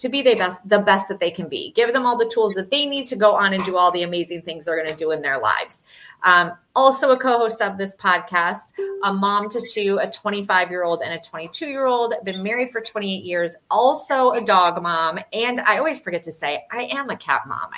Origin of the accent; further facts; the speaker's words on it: Michigan, United States; now in South Florida, United States; I'm from Michigan